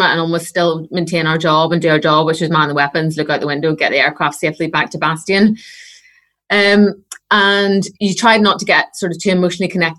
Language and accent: English; Northern Irish, Northern Ireland, United Kingdom; being Northern Irish